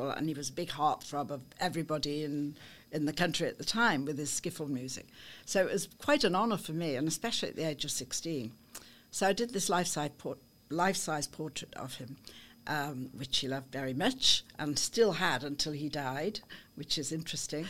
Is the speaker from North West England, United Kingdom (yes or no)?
yes; Liverpool, North West England, United Kingdom; moved away as an adult; now in near Chester, United Kingdom; I was born in Liverpool, yes, born and bred